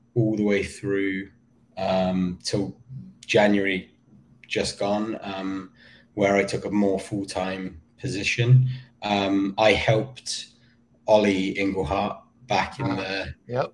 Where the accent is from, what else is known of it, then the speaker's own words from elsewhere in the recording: Somerset, South West England, United Kingdom; also born or lived in Weston-super-Mare / Vermont; now in United States; I grew up in um, in Somerset.